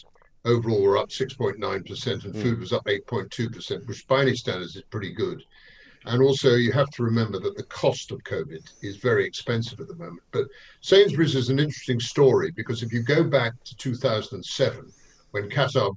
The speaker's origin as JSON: {"language": "English", "region": "London", "country": "United Kingdom", "said": "being a Londoner myself"}